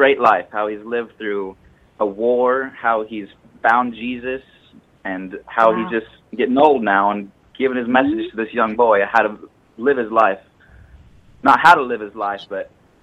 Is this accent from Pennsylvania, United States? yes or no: no; Bakersfield, California, United States; I'm from Bakersfield, California, you know, the Bakersfield sound